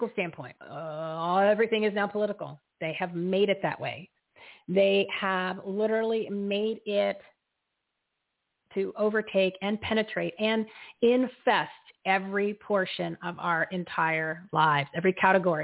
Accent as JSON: {"language": "English", "region": "New Jersey", "country": "United States", "moved": "yes", "said": "my home state of New Jersey"}